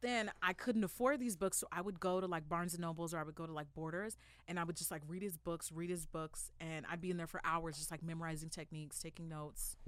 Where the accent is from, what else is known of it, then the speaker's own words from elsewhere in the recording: La Puente, California, United States; I'm from La Puente. I'm from San Gabriel Valley.